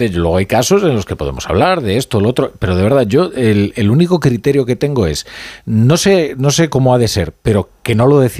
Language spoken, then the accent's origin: Spanish; Galicia, Spain; soy gallego.